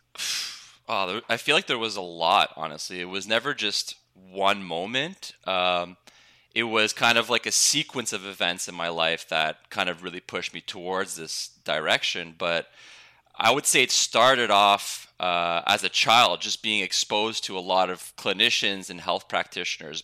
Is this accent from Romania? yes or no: no; Montreal, Quebec, Canada; I'm I'm from Montreal, Canada